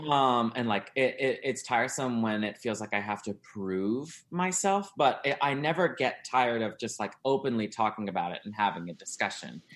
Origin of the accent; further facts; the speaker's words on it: South Louisiana, United States; moved away as an adult; now in Chicago, United States; I grew up in South Louisiana uh, and moved here uh, in two moved here to Chicago in 2010